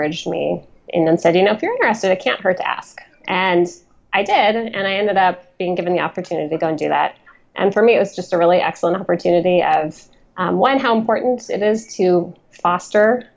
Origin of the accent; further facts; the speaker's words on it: Spokane, Washington, United States; moved away; I'm from Eastern Washington, a relatively small town called Spokane